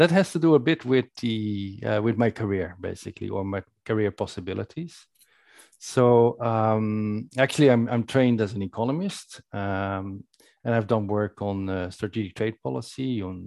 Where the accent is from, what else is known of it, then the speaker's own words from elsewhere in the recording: Netherlands; In the Netherlands, I spent my youth